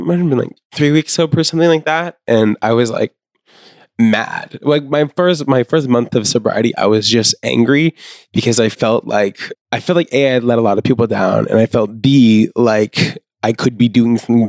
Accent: Maine, United States; I grew up in Maine

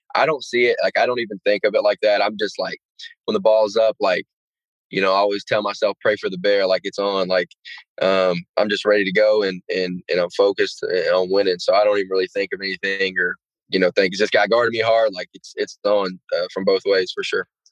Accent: Gate City, Virginia, United States; moved away; I'm not the kid from Gate City anymore

